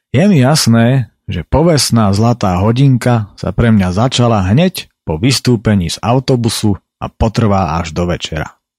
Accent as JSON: {"language": "Slovak", "area": "High Tatras", "region": "Prešov Region", "country": "Slovakia", "tie": "born or raised there", "also_born_or_lived": "Poprad", "said": "som sa narodil večer a samozrejme v našich najväčších horách"}